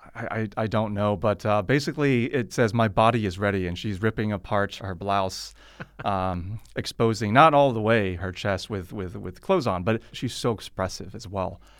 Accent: Silicon Valley, California, United States; now in China; I come from Silicon Valley

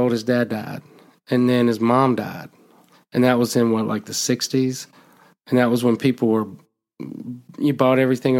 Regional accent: Alabama, United States; I'm not from Gardner, but I'm from Alabama.

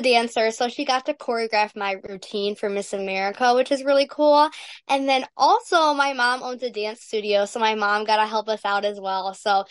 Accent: St. Clair Shores, Michigan, United States; I am from St. Clair Shores, Michigan, which is Metro Detroit area

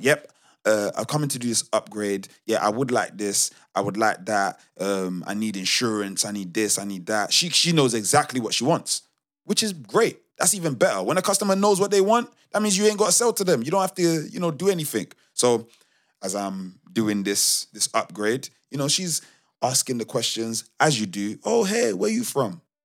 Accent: London, United Kingdom; accent: Multicultural London English

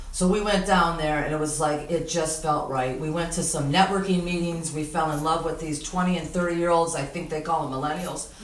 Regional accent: Detroit, Michigan, United States; also born or lived in Grosse Ile; I grew up in Detroit on Lakewood and Jefferson

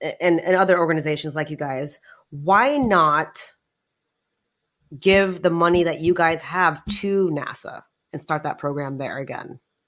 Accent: India; I'm Indian.

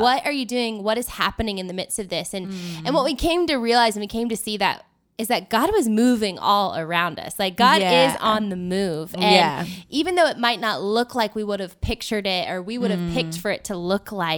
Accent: North Carolina, United States; moved away as an adult; now in Nashville, United States; I'm from North Carolina. My family lives there.

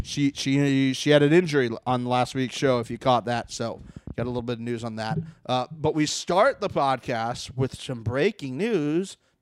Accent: Florida, United States; now in Los Angeles, United States; I'm from Florida.

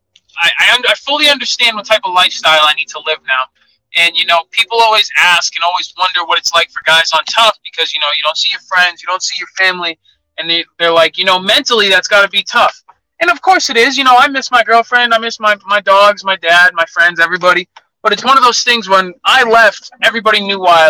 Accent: Massachusetts, United States; a kid from a small town in Massachusetts just outside of Boston

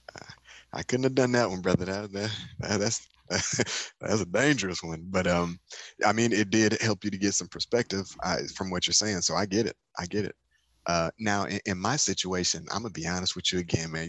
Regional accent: Detroit, Michigan, United States; in Detroit, my hometown

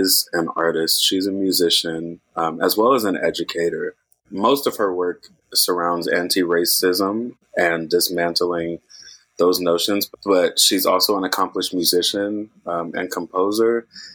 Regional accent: Oakland, California, United States; also born or lived in Berkeley; I'm from Oakland. I grew up in the Bay Area, mostly to Oakland and Berkeley

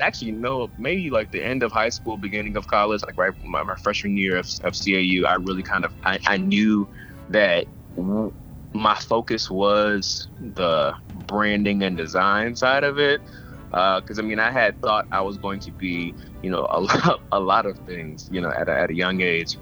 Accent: Atlanta, Georgia, United States; I'm from Atlanta

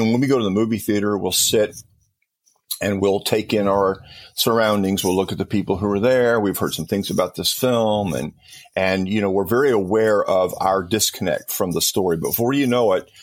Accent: Compton, California, United States; I grew up in Southern California and it was Southern Baptist Church there in Compton, California.

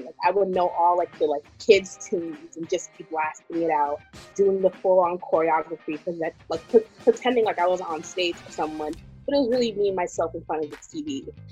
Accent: New York, United States; being Ghanaian, being brought up in New York. Um, I actually live a little bit outside of uh, the city in Rockland, so being brought up in more of like the suburbs suburbs area

